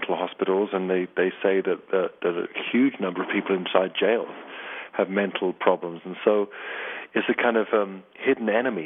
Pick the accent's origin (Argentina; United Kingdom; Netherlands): United Kingdom; England; I am English